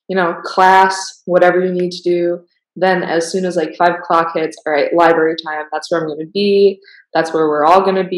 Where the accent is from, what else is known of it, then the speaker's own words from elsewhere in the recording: Milwaukee, Wisconsin, United States; moved away as an adult; now in Waco, United States; I'm originally from Milwaukee, Wisconsin